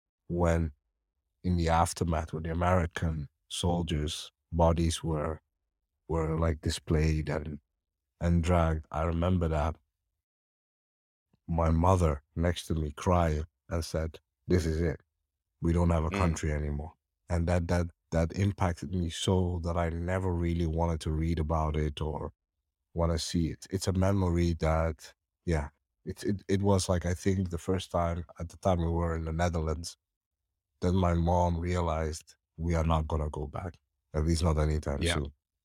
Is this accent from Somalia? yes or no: yes; Somalia; born there; I mean, obviously, you know, I was born in Somalia.